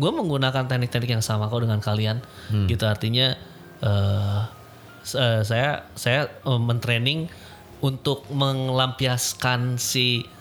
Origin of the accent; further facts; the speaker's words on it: West Java, Indonesia; eh kita orang Sunda mah suka humor